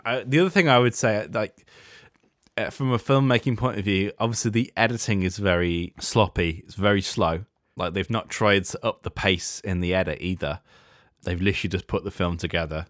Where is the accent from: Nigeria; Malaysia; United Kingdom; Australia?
United Kingdom